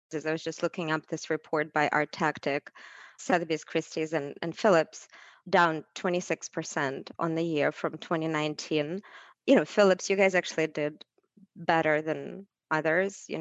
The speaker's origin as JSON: {"language": "English", "region": "Saint Petersburg", "country": "Russia", "tie": "born or raised there", "moved": "yes", "lives_now": "United States", "said": "in my childhood, I grew up in Leningrad, St. Petersburg now"}